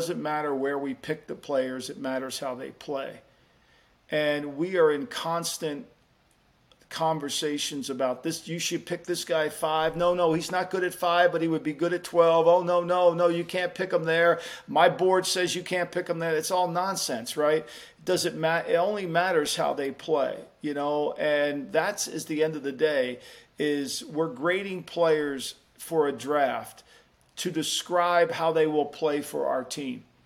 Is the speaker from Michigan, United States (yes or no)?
no; Jersey Shore, New Jersey, United States; I grew up on the Jersey Shore